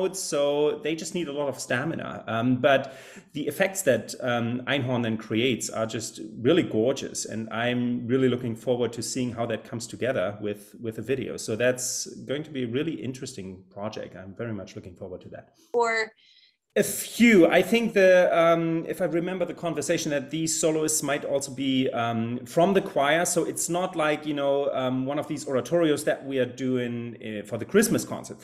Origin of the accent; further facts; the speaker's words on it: Germany; English is a second language; moved away as an adult; also born or lived in Salt Lake City, Utah, United States; now in Greencastle, United States; I'm originally from Germany, where you find me right now. I often spent my summers over here in my native country